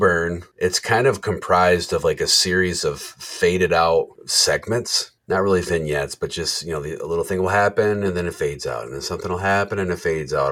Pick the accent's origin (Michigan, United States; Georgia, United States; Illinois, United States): Michigan, United States; Jackson; I grew up in Jackson, Michigan. I'm 20 minutes south of Jackson, Michigan.